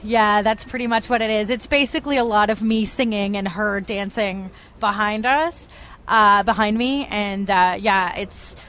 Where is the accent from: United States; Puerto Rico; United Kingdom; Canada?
Canada; Toronto, Ontario; I'm from Toronto